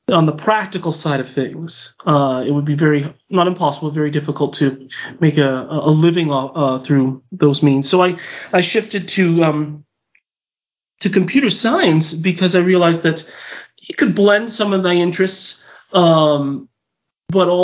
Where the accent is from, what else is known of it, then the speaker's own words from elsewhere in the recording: Whittier, California, United States; moved away as an adult; now in Utah, United States; I'm from Southern California. City called Whittier, which is East Los Angeles. I grew up there and I lived there